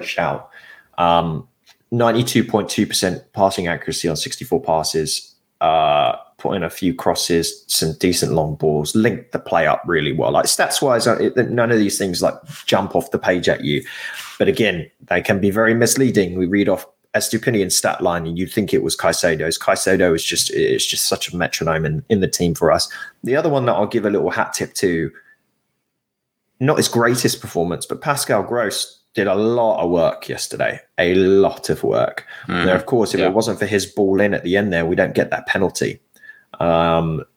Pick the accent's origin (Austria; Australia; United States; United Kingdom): United Kingdom; England; as an Englishman